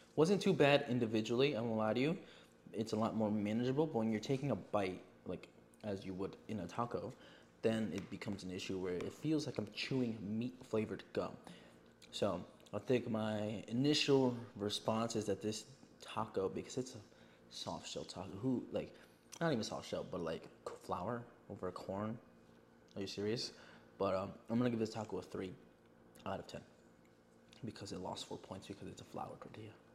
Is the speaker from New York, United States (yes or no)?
yes; Yonkers, New York, United States; I am from New York, but again, I am not a city boy. I live in Yonkers